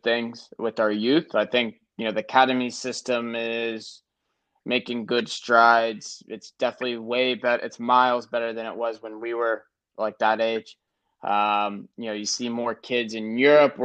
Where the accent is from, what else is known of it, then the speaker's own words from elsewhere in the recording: United States; moved away as an adult; now in Germany; as an American.